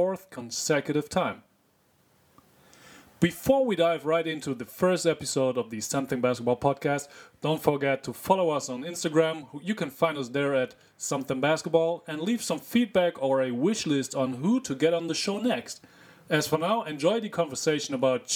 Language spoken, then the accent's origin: English; Germany; my hometown team, Dragons Wernhof, in 2nd Division of Germany